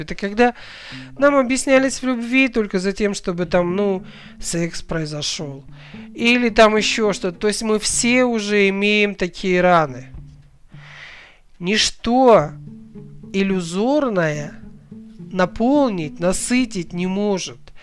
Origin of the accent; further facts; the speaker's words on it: Kazakhstan; я родом из Казахстана